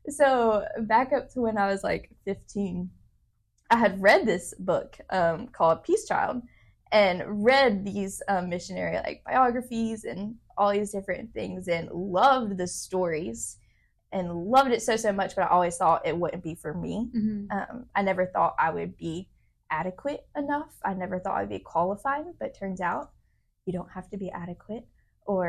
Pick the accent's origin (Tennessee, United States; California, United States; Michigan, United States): Tennessee, United States; Memphis; moved away as an adult; now in Nairobi, Kenya; I grew up in Memphis. And so I lived in the exact same house the whole 21 years